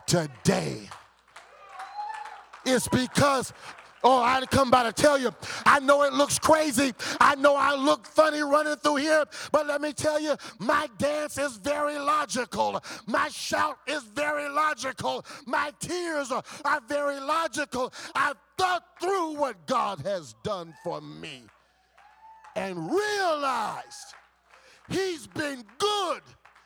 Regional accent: Compton, California, United States; When I think about the times when I growing up in Compton, when I was going to Compton High School football games, hanging out with Crip gangsters

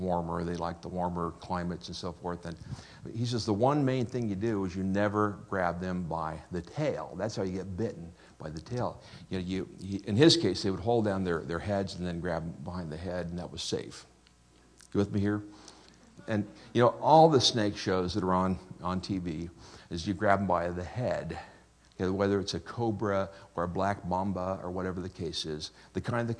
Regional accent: Wichita, Kansas, United States; I'm from Wichita

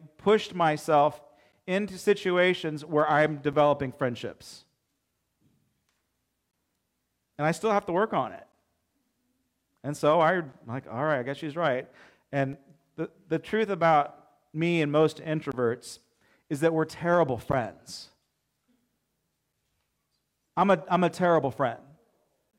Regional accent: Alta Loma, California, United States; growing up in Altaloma, not a whole lot

